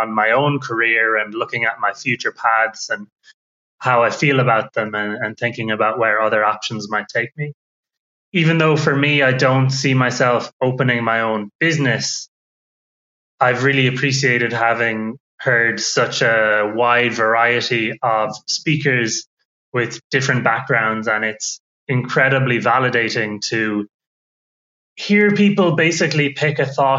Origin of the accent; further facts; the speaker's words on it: Ireland; I'm from Ireland.